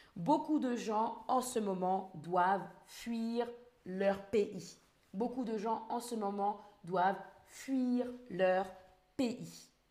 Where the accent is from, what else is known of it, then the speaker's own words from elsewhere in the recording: France; je suis française